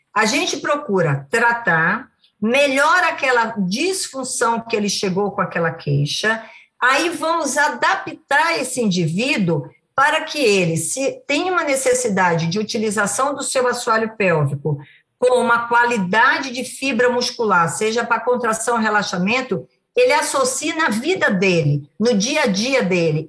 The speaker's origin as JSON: {"language": "Portuguese", "region": "Bahia", "country": "Brazil", "said": "eu sou baiana"}